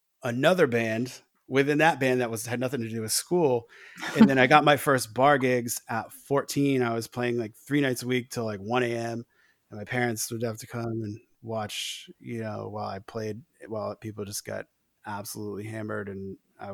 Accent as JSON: {"language": "English", "town": "Newport", "region": "Rhode Island", "country": "United States", "tie": "born or raised there", "said": "I grew up in Rhode Island"}